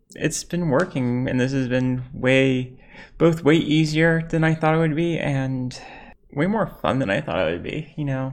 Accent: United States; growing up in America, my folks were really trying to raise me to be American.

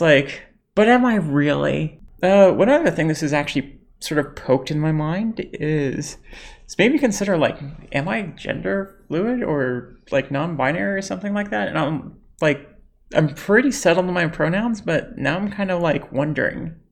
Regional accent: United States; growing up in America, my folks were really trying to raise me to be American.

